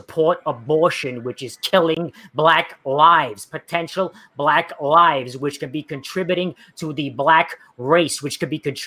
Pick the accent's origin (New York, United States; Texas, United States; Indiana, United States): New York, United States; I'm from New York. That's the way I talk